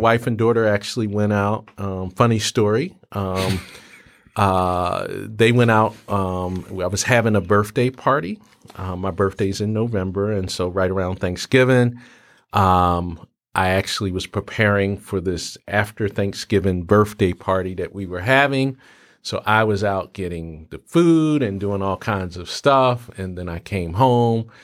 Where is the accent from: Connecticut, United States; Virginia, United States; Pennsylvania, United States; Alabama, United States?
Pennsylvania, United States; Philadelphia; growing up in Philly, uh, you know, in the seventies